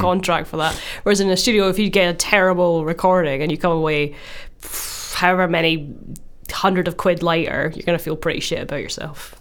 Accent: Glasgow, Scotland, United Kingdom; I'm from Glasgow and I'm doing an E P for my school trip to Malawi.

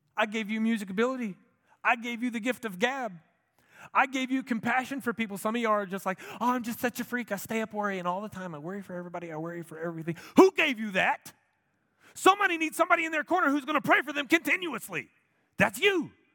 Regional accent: United States; as an American Christian

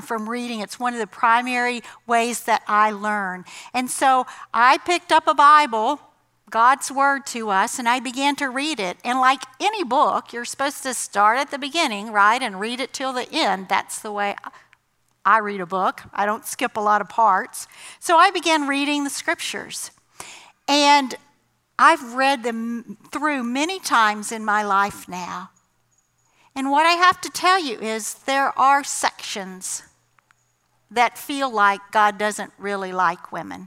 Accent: the South, United States; I grew up in the South, in the 70s, in a Southern Baptist church

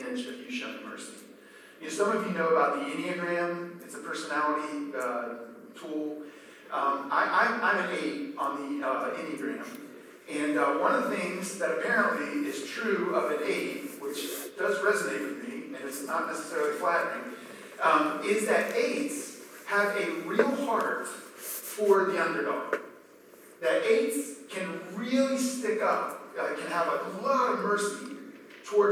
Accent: Maryland, United States; I grew up in Maryland.

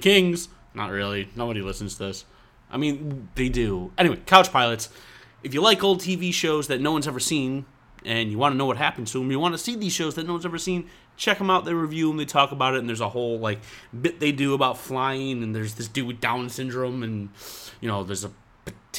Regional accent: New York, United States; I'm from New York

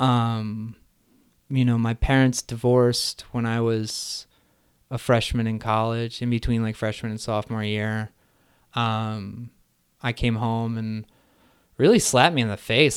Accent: Neshanic Station, New Jersey, United States; I grew up in central New Jersey in a small town called Neshanic Station

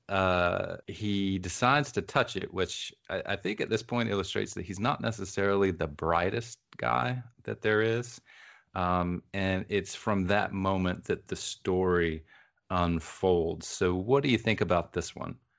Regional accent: the rural South, United States; when I say I grew up in the South, I mean I grew up in the rural South.

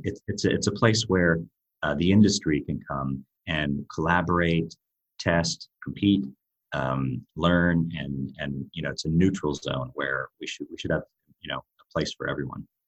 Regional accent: United States; accent: American; moved away as an adult; now in Europe; my American accent, I've been living in Europe for over 20 years as well

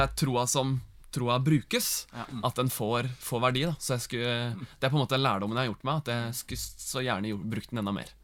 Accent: Gudbrandsdalen, Innlandet, Norway; moved away; also born or lived in Bærum; vi er jo fra Gudbrandsdalen

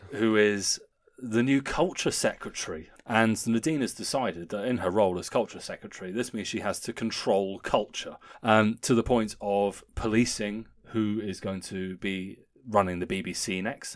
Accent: Guildford, South East England, United Kingdom; my hometown

